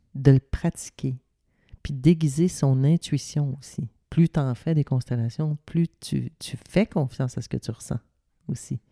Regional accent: Ville-Marie, Quebec, Canada; also born or lived in Sainte-Adèle; à Ville-Marie dans mon village natal

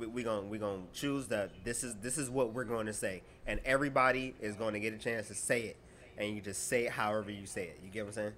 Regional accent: Fayetteville, North Carolina, United States; also born or lived in Chicago, Illinois; I was born in Chicago, and uh, I was raised in Fayetteville, North Carolina

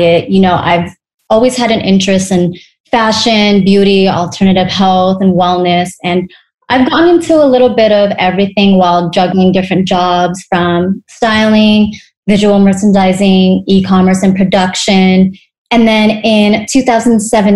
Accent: Temecula, California, United States; also born or lived in Orange County / Los Angeles; now in Costa Mesa, United States; I grew up in Temecula. After high school, I relocated to Orange County for college, then moved to Los Angeles in my early 20s. And now I'm just back planting my roots in Costa Mesa.

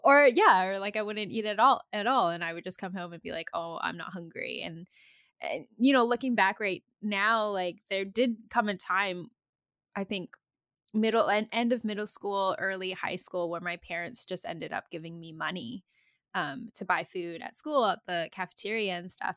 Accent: Comox Valley, Vancouver Island, British Columbia, Canada; also born or lived in Calgary, Alberta; I was born in Calgary and then I moved to Vancouver Island when I was a small kid

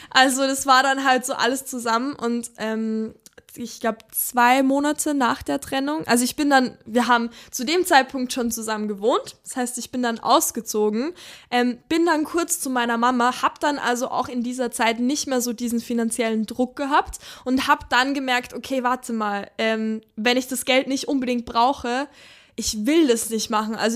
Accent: Upper Austria, Austria; also wo ich herkomme, ähm, da bin ich aufgewachsen, so ein ganz kleines Dörfchen ähm, in Oberösterreich.

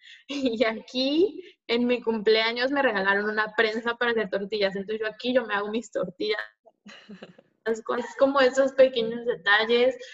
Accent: Mexico; moved away; somos tantos mexicanos

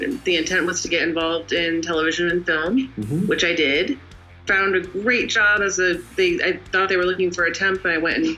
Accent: Connecticut, United States; I was born in the U.S. in Connecticut. Grew up there.

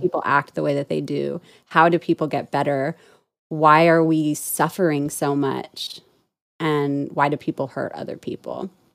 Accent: Orange County, California, United States; moved away as an adult; I was born and raised in Orange County

